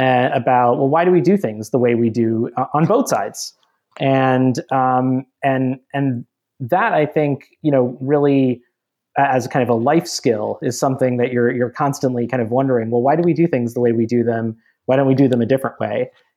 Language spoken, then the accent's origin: English; Minnesota, United States; also born or lived in Georgia; I grew up largely in Minnesota and Georgia in areas that, I wouldn't say were probably the most diverse in the country